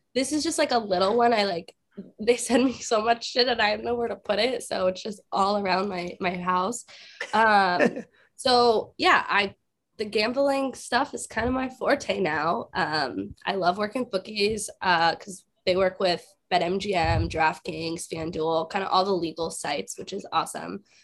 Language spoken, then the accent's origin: English; South Florida, United States; I'm from South Florida